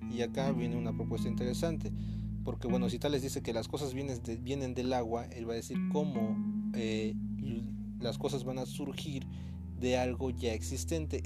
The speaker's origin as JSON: {"language": "Spanish", "region": "Veracruz", "country": "Mexico", "also_born_or_lived": "Guerrero", "said": "yo soy de Veracruz, pero doy clases en Guerrero"}